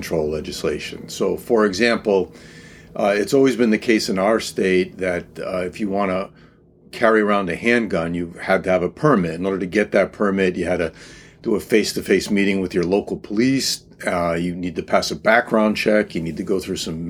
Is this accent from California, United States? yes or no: no; East Haven, Connecticut, United States; I grew up in East Haven, Connecticut